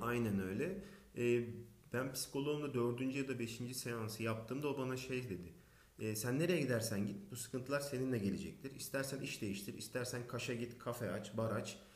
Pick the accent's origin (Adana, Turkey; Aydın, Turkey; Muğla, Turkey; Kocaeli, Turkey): Aydın, Turkey; moved away as an adult; also born or lived in İzmir / Barcelona; Aydın doğumluyum 1983